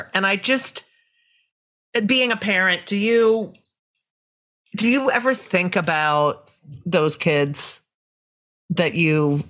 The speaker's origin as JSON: {"language": "English", "region": "New Jersey", "country": "United States", "tie": "born or raised there", "said": "I grew up in Jersey and we would lay out in the sun."}